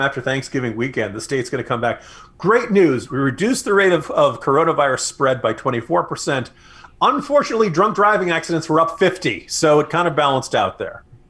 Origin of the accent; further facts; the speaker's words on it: New Jersey, United States; now in Virginia, United States; a man born and raised in New Jersey